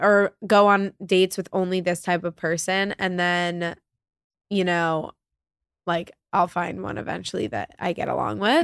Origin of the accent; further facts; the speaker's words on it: New York City, New York, United States; growing up in New York